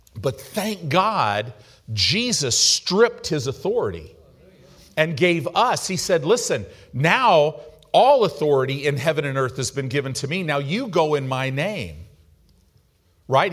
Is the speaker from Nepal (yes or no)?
no; United States; American Christians